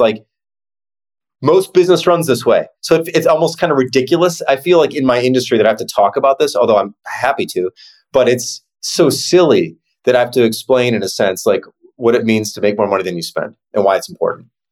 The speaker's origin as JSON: {"language": "English", "town": "Chicago", "region": "Illinois", "country": "United States", "said": "it's this Midwestern mindset. I'm from Chicago"}